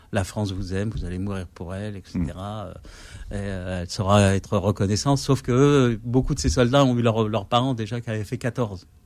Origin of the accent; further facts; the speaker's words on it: Kabylie, Algeria; moi, moi, je suis kabyle, donc en arabe, je sais, pas.